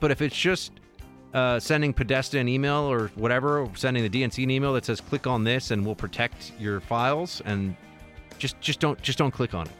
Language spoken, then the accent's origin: English; United States; I'm American